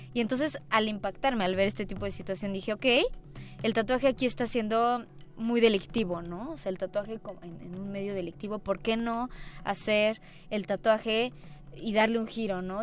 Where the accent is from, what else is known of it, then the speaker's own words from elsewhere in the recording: Puebla, Mexico; now in Mexico City, Mexico; el estado de Puebla, que es donde yo nací, donde yo crecí.